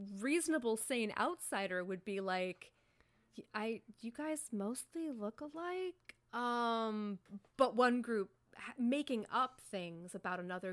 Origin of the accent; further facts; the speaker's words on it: Indiana, United States; I grew up in Indiana